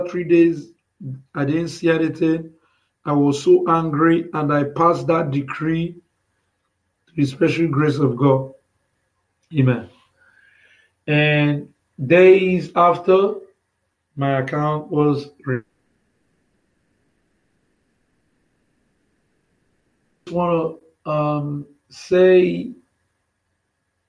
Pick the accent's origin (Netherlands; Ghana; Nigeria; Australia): Nigeria; I came out from Nigeria. I was born in Nigeria